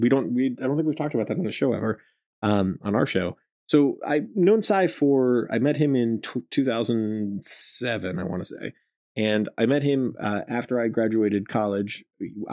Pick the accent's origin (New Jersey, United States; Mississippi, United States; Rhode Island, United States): Rhode Island, United States; I grew up in Rhode Island